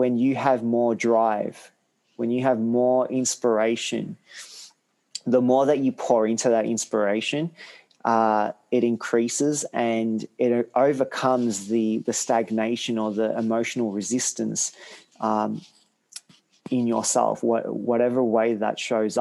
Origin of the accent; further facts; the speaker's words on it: Australia; also born or lived in Hungary / Sri Lanka; I was brought up in Australia, I always try to understand the roots of where I came from